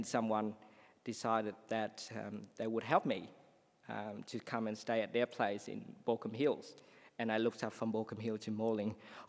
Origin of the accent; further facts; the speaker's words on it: Vietnam; English is a second language; moved away as an adult; also born or lived in Sydney, Australia; now in Australia; I came from Vietnam.